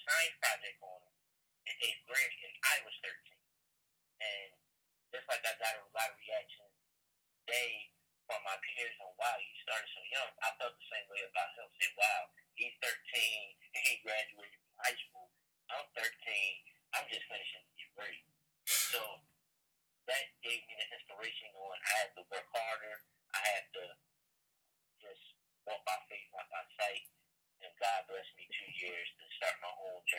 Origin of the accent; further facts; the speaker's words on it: Chicago, Illinois, United States; born there; One, he was born in Chicago, just like I was born in Chicago.